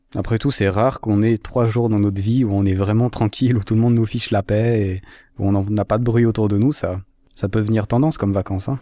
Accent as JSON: {"language": "French", "region": "Valais", "country": "Switzerland", "said": "Je suis valaisan, je suis valaisan"}